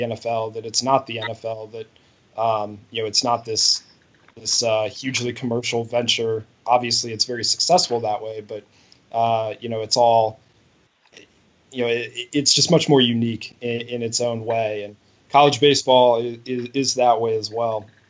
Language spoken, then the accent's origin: English; Cleveland, Ohio, United States; when you grow up in Cleveland